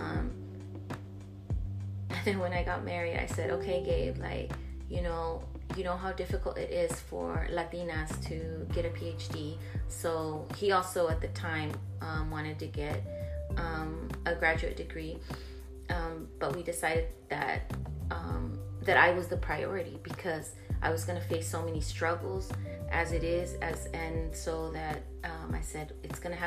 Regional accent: Laredo, Texas, United States; also born or lived in San Antonio, Texas; I was actually born in San Antonio, but I'm from Laredo, from colonias on both sides. So I was raised in Nuevo Laredo and then mainly in Laredo.

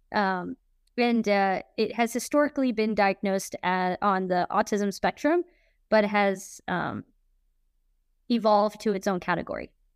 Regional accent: Kansas City, Missouri, United States; I'm from Kansas City, Missouri

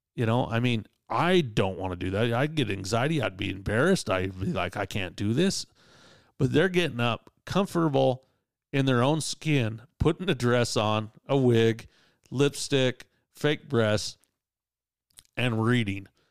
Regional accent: Utah, United States; I'm from Utah

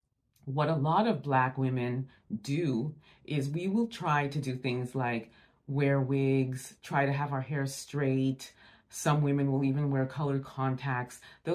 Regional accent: Montreal, Quebec, Canada; now in Niagara Falls, Canada; I grew up in Montreal, Quebec, and now I currently live in Niagara Falls, Ontario.

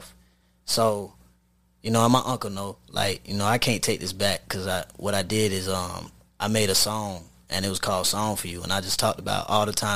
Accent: Jacksonville, Florida, United States; Jacksonville is my roots. Like, like, this is my city

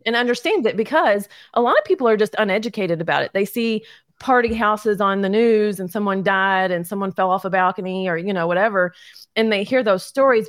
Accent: Louisville, Kentucky, United States; also born or lived in Crestwood, Kentucky; born and raised in Louisville

